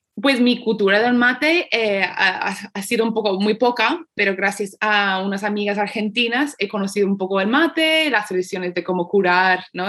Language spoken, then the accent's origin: Spanish; United States; yo soy de los Estados Unidos.